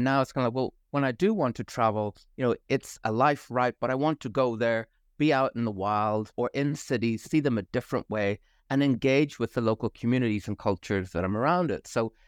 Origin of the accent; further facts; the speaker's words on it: Belfast, Northern Ireland, United Kingdom; moved away as an adult; also born or lived in Boston / Auckland; But originally, I'm from Belfast in Northern Ireland. And as all good Irish graduates do, you go off, and I moved to Boston. I fell in love with a Kiwi, ended up over in Auckland for 5 years